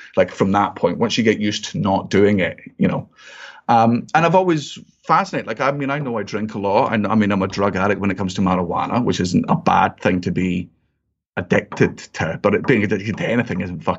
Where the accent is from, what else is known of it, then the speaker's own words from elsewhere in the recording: Scotland, United Kingdom; I got into whiskey and I'm like, I'm Scottish, and it's a strong drink